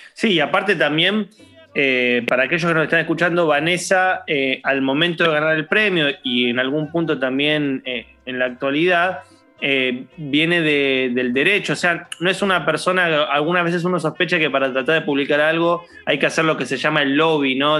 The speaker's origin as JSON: {"language": "Spanish", "country": "Argentina", "said": "a mí como argentino"}